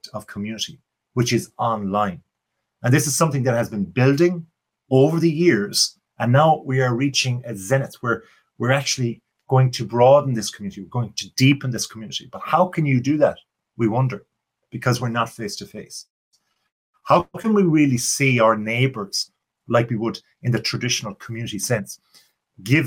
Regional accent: Ireland; accent: Irish; my Irish accent

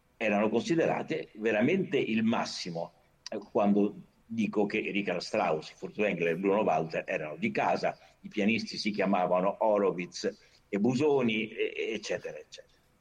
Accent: Rome, Lazio, Italy; io sono nato a Roma amo molto Roma

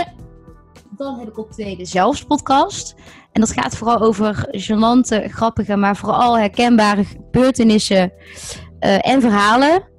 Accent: Netherlands; we wel als Nederlanders

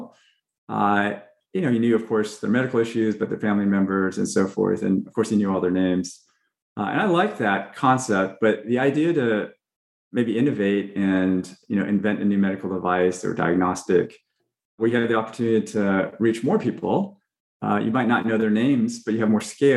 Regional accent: Fresno, California, United States; I grew up in Fresno, California, which is an agricultural community

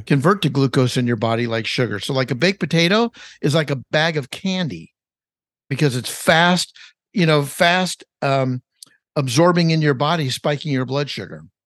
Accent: Los Angeles, California, United States; I grew up in Los Angeles, California. That's, that's my home, born and raised

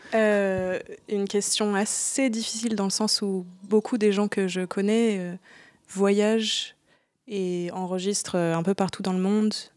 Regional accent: France; now in Berlin, Germany; j'habite à Berlin depuis pas mal de temps maintenant, même si je suis française à la base

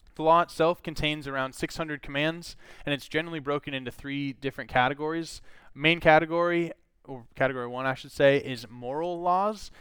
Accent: Minnesota, United States; I grew up in Minnesota

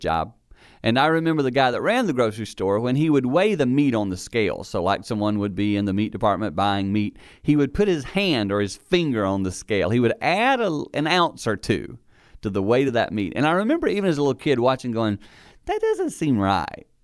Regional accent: the Carolinas, United States; growing up in the Carolinas

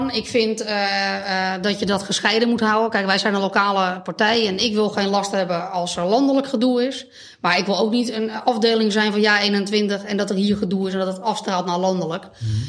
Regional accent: Beverwijk, North Holland, Netherlands; Ik ben opgegroeid eh, aan, de, eh, aan de oever. Oké. en hm. later aan de Munnikenweg. Dus eigenlijk altijd een beetje die kant van, van Beverwijk. Daar ben ik nu ook weer terug. Ik woon nu op, de Vennelaan.

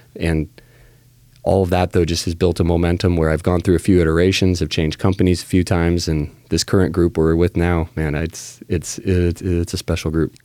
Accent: Salem, Oregon, United States; also born or lived in Lake Oswego, Oregon / Corvallis, Oregon; I was born and raised right here in Salem

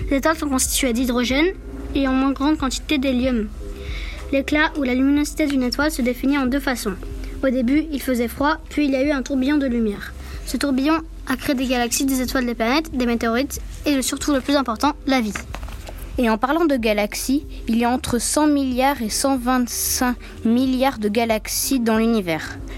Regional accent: Corsica, France; Non, je viens de Corse.

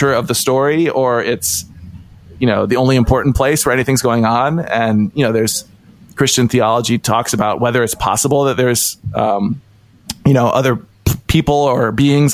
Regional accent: Ohio, United States; I grew up in Ohio, in kind of a, not even a small town setting, sort of a somewhat rural setting

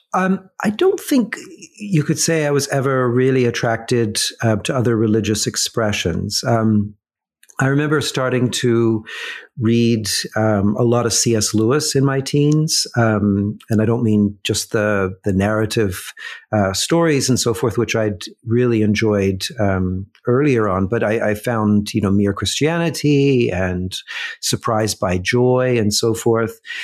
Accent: Mississauga, Ontario, Canada; I grew up in Mississauga

